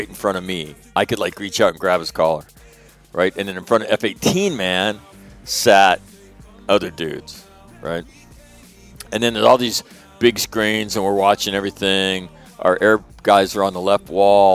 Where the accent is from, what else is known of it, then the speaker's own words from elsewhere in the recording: Northern California, United States; I'm from California. Northern California.